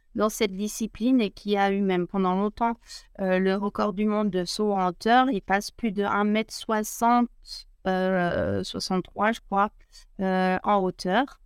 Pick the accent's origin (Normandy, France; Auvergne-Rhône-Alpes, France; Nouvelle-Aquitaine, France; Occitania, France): Auvergne-Rhône-Alpes, France; La Clusaz; je suis originaire de La Cruza, un petit village de montagne à 1000 mètres d'altitude, une grande station de ski aussi accessoirement. Et, mmh. et voilà, je suis née là-bas